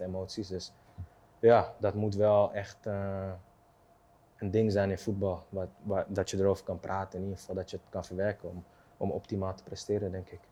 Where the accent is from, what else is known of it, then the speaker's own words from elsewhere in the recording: Amsterdam, North Holland, Netherlands; waar ik vandaan kom uit Osdorp, op straat overleven